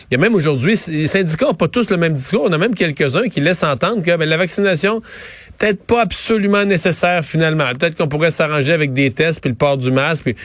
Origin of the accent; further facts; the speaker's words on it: Canada; C'était un, moment euh, important pour se recueillir en tant que Canadien, pour réfléchir à la réconciliation.